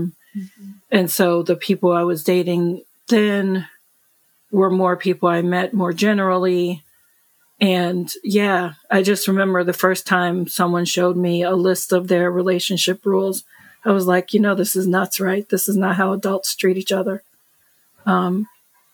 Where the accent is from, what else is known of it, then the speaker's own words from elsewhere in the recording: United States; I'm American